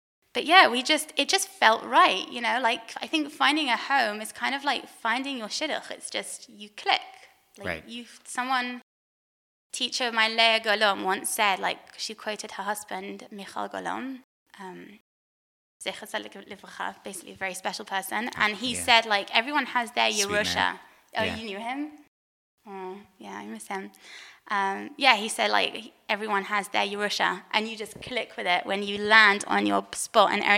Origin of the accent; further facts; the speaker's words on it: London, United Kingdom; also born or lived in Jerusalem, Israel; now in Efrat, Israel; I grew up in London